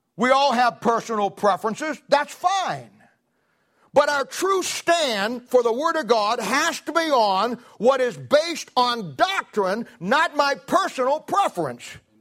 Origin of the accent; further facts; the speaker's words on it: Ohio, United States; moved away; I'm from Ohio